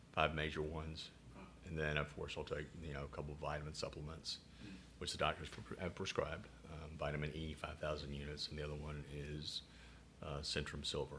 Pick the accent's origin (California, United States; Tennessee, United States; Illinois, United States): Tennessee, United States; Chattanooga; accent: southern; now in Rochester, United States; I'm from Chattanooga, Tennessee.